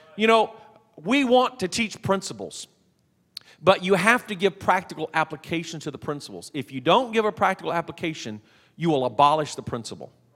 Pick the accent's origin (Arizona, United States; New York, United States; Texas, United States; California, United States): Texas, United States; I'm from Texas